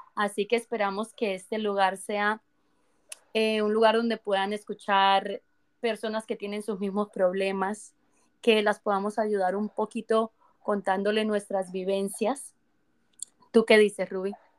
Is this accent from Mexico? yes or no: no; Colombia; now in Canada; yo soy colombiana, pero vivo en Canadá